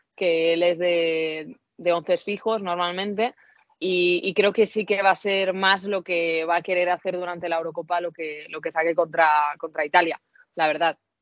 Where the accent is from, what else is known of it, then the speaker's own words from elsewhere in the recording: Spain; yo soy española, muy española